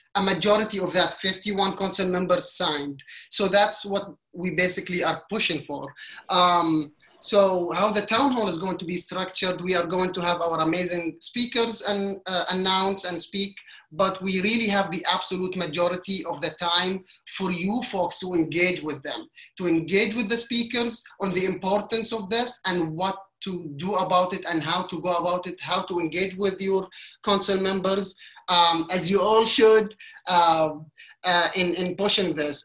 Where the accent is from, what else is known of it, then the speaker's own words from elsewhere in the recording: Qatar; moved away as an adult; now in New York City, United States; I was born and raised in Qatar for Egyptian parents